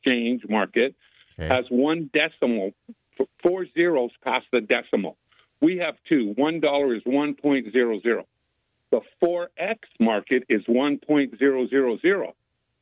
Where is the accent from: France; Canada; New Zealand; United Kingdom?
Canada; White Rock, British Columbia; born or raised there; moved away as an adult; now in United States